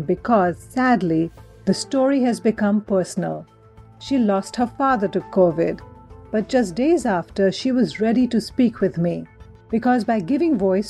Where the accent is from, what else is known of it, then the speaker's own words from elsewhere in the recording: India; moved away; my home country, India